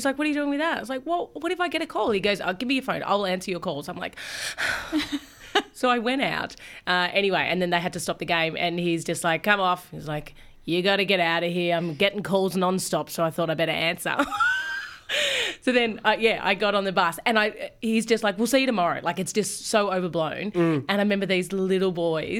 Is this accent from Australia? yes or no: yes; Australia; also born or lived in Fiji; I was there as an Aussie volunteer